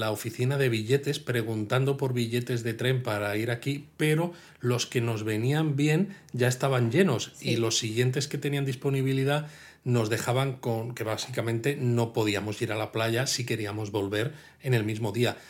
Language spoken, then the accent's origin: Spanish; Madrid, Community of Madrid, Spain; yo soy de Madrid